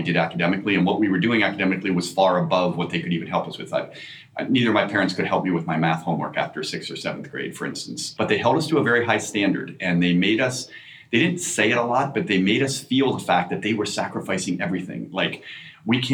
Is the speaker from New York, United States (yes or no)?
no; Newark, Delaware, United States; I grew up in Delaware, Newark, Delaware